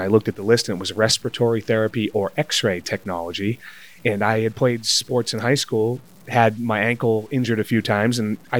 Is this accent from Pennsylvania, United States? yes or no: no; North Attleboro, Massachusetts, United States; North Attleboro, Massachusetts, right down the street from Foxborough.